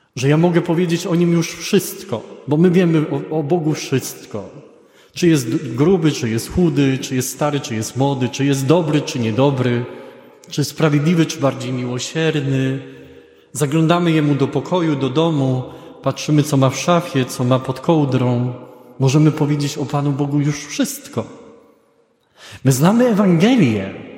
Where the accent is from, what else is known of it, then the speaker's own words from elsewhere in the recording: Greater Poland, Poland; ja jestem z Wielkopolski